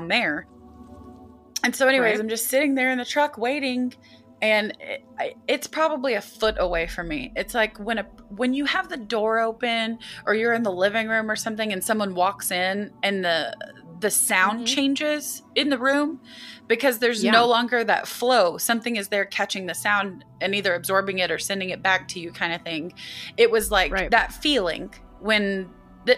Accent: United States; as an American and as someone who lived in a state

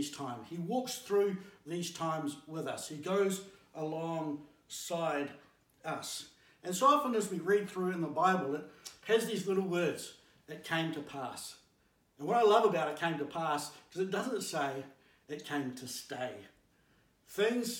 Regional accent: Blenheim, Marlborough, New Zealand; as an 8-year-old growing up in Blenheim

